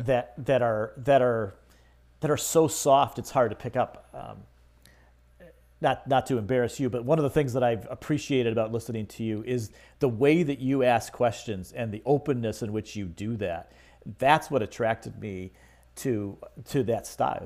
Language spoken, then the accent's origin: English; Michigan, United States; I grew up in Michigan